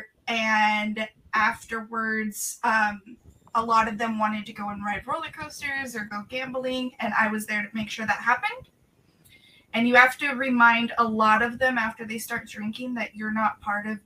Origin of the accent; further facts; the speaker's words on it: Las Vegas, Nevada, United States; moved away; I was born and raised in Las Vegas